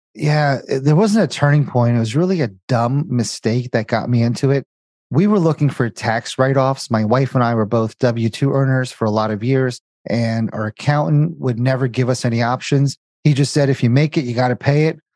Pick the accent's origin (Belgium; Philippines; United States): United States; New Jersey; moved away as an adult; also born or lived in Indiana / Cincinnati; born and raised in Jersey, went to school in Indiana, got a job in Cincinnati